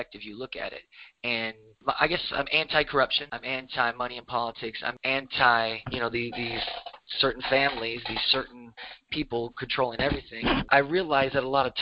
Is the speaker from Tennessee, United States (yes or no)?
yes; Tennessee, United States; also born or lived in Kentucky / Indiana / Miami, Florida / Atlanta; I grew up in Tennessee